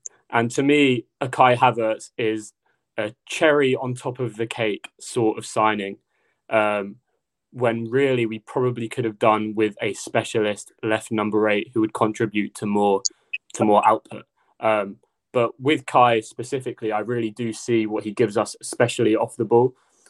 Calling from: London, United Kingdom; From North London.

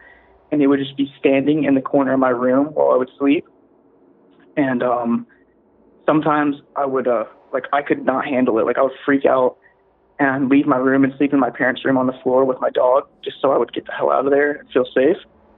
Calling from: Virginia Beach, Virginia, United States; … from Virginia Beach, Virginia.

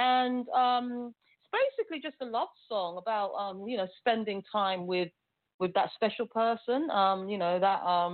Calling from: London, United Kingdom; I'm calling from the UK. I'm calling from London. So that's where I live. So, yes, I'm calling from the United Kingdom.

